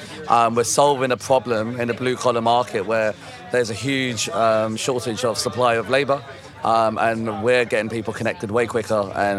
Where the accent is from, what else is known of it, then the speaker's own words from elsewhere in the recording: London, United Kingdom; I'm from London.